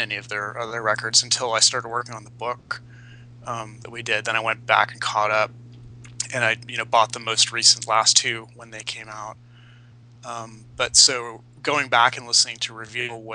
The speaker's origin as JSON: {"language": "English", "town": "San Jose", "region": "California", "country": "United States", "tie": "born or raised there", "said": "I grew up in San Jose"}